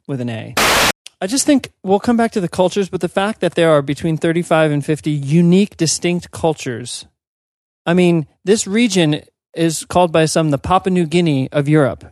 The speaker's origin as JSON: {"language": "English", "country": "United States", "said": "as an American"}